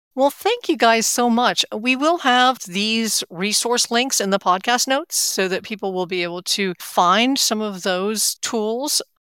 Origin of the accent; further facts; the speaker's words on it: Atlanta, Georgia, United States; from right here in Atlanta, my hometown